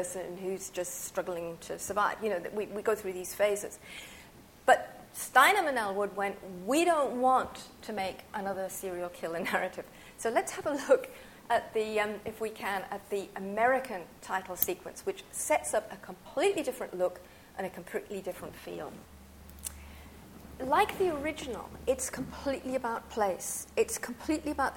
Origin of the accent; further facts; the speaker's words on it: United Kingdom; moved away; also born or lived in France; being British and having lived in France for a while